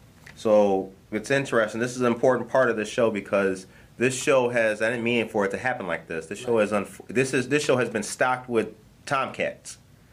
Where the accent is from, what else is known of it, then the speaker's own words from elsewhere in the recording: Harvey, Illinois, United States; I grew up in Harvey.